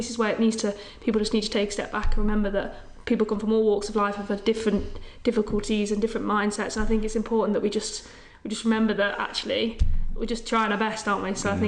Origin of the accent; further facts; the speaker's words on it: Ireland; I've got to say Ireland. I'm Irish, I'm patriotic, I love it.